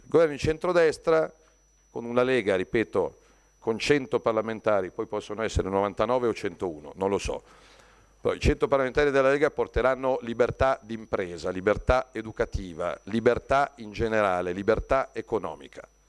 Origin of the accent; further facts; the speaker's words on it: Lombardy, Italy; lo dico da Lombardo